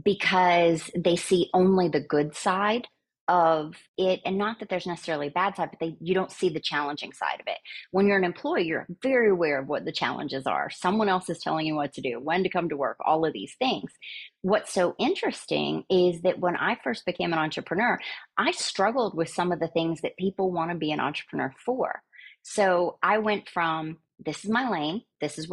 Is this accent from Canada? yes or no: no; Soddy-Daisy, Tennessee, United States; I grew up in a tiny little town in Tennessee that I think earned its map dot maybe over the last 10 to 15 years, called Soddy Daisy